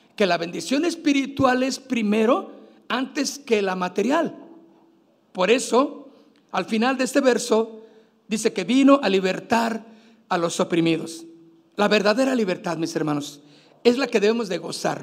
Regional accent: Mexico; Nosotros como mexicanos, pues también tenemos nuestra fecha que celebramos el 16 de septiembre

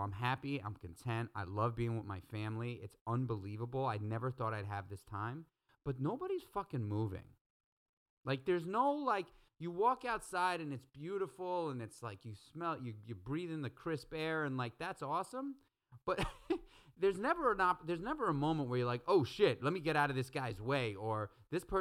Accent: New York City, New York, United States; I'm the first non-Queens kid out of my four generations of New York City family lineage. I grew up in Manhattan

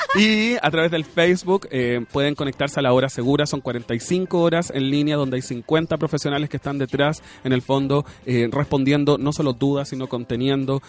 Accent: Chile

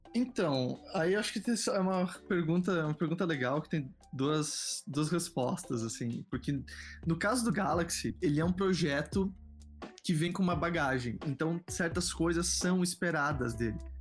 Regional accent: Rio Grande do Sul, Brazil; moved away; Eu sou do Rio Grande do Sul, né? morava no Rio Grande do Sul

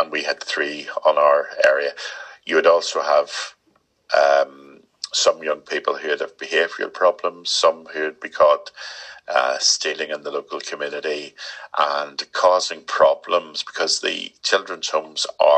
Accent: Ireland; But it does help me being Irish.

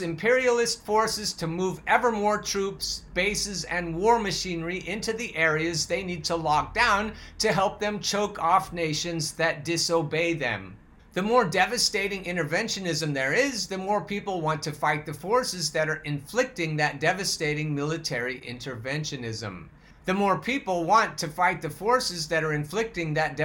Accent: Oregon, United States; I'm from Oregon, so I know how to say malheur as opposed to malheur

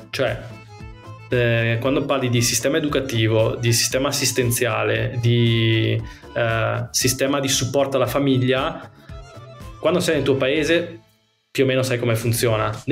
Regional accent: Veneto, Italy; moved away; da, da Veneto, ovviamente. esatto, essendo Veneto.

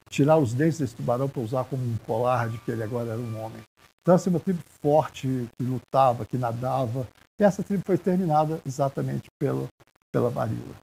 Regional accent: Brazil; nós somos brasileiros

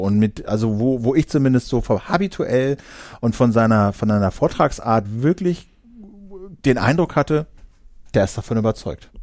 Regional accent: Uelzen district, Lower Saxony, Germany; im Landkreis Uelzen, da wo ich halt zur Schule gegangen bin

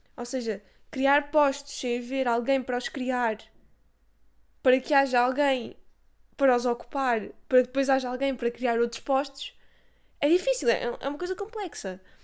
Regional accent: Castelo Branco, Centro, Portugal; eu sou de Castelo Branco

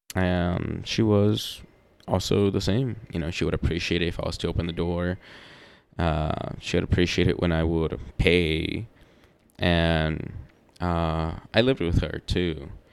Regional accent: the South, United States; I'm from the South, or I'm here in the South

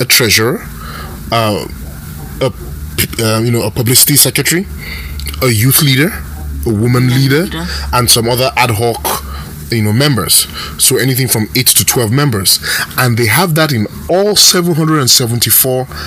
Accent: Rivers State, Nigeria; I'm from River State. I'm from a coastal community, so it's always fishermen with me

